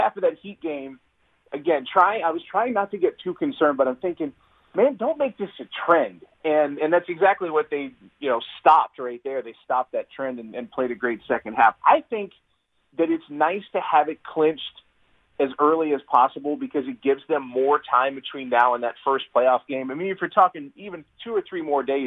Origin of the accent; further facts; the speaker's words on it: Georgia, United States; now in Wisconsin, United States; growing up in Georgia